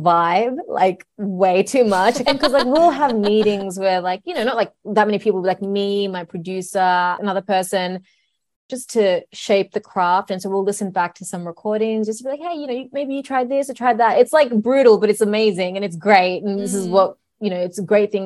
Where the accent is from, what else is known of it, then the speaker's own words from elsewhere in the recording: Sydney, New South Wales, Australia; I was born in Sydney